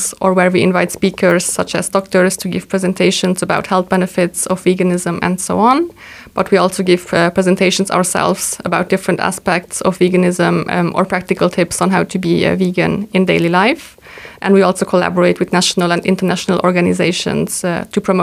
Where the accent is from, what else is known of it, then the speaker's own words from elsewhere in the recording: Luxembourg; also born or lived in Hungary / Malta / Tokyo, Japan; I was born in Hungary, but I grew up here in Luxembourg